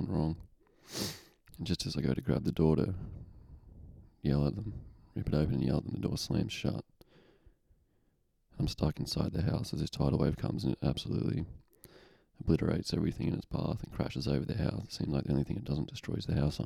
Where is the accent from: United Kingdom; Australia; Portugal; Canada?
Australia; Lithgow, New South Wales; I'm in Lithgow, I'm in my hometown